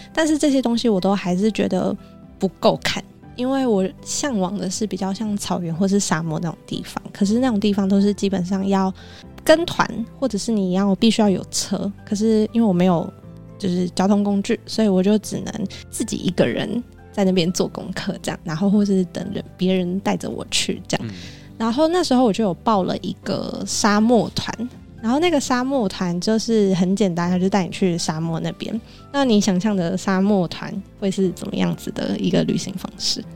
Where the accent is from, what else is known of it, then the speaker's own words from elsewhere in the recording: Taiwan; 我台湾的